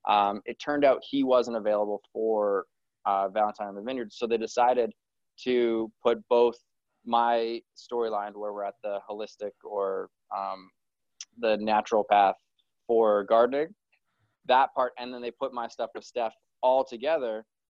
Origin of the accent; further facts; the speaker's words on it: Kelowna, British Columbia, Canada; born there; Well, I was born in Kelowna, which is just outside of there.